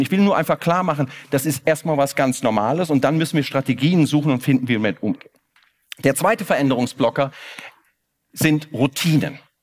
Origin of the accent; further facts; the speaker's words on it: Koblenz, Rhineland-Palatinate, Germany; now in Cologne, Germany; Ich komme aus Koblenz